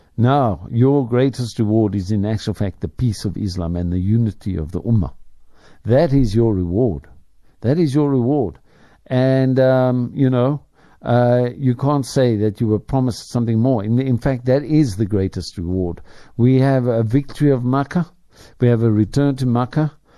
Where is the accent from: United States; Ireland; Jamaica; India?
Ireland; now in South Africa; I speak as an Irishman